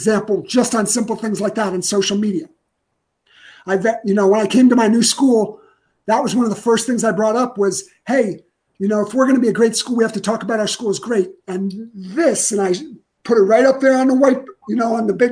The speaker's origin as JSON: {"language": "English", "region": "Ohio", "country": "United States", "tie": "born or raised there", "said": "I grew up in Ohio"}